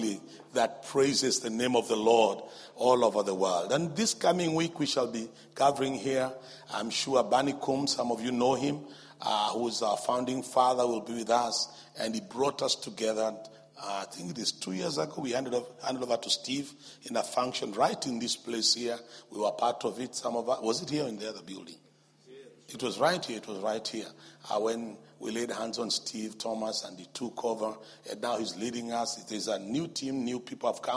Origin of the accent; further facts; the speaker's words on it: Nairobi, Kenya; we come from Nairobi, Kenya